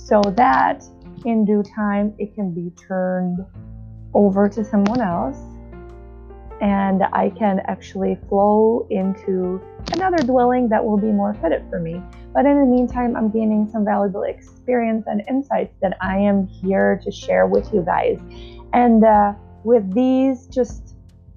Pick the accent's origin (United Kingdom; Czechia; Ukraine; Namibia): Czechia; moved away as an adult; now in United States